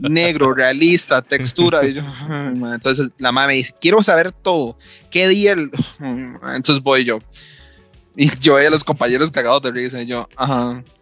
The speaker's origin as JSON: {"language": "Spanish", "country": "Guatemala", "said": "está en Alaska y soy de Guatemala, ¿verdad?"}